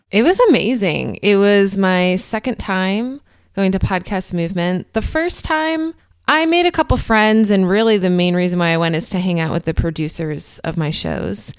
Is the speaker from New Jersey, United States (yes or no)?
yes; New Jersey, United States; moved away as an adult; also born or lived in New York City; now in Cincinnati, United States; I grew up in New Jersey, and I lived in New York City, like, my whole twenties